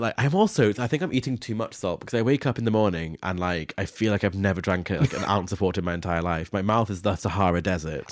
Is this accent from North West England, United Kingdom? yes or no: no; Scone, Scotland, United Kingdom; Scone, which is my hometown